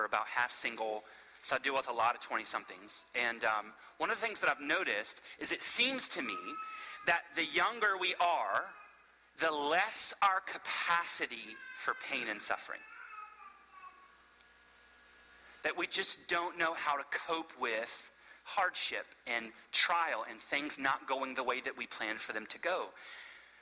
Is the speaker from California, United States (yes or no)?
no; Florida, United States; now in Asheville, United States; I'm from Florida originally, but so I've grown up in the South and around Southerners